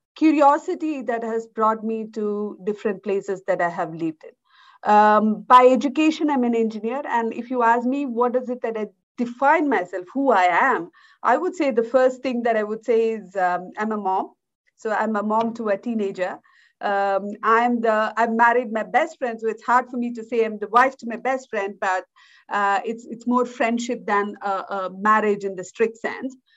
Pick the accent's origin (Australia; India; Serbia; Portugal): India; moved away as an adult; now in Switzerland; I was born in India, in a rural part of India, and I grew up in India. Uh, I moved out of India in uh, when I was about 21, 22